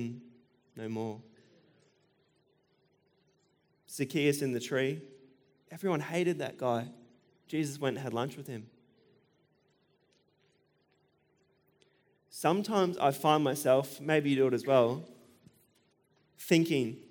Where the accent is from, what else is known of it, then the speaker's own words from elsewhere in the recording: Australia; I'm an Australian